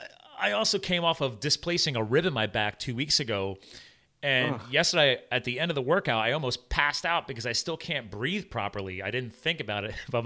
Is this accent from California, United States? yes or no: no; New Jersey, United States; born there; I was born in Jersey.